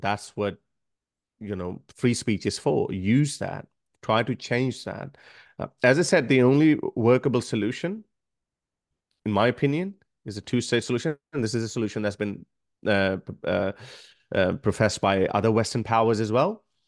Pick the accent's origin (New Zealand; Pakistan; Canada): Pakistan; now in Australia; I come from Pakistan. It's a highly conservative country